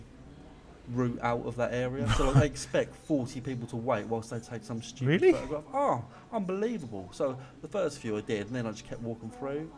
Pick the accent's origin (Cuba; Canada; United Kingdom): United Kingdom; we're British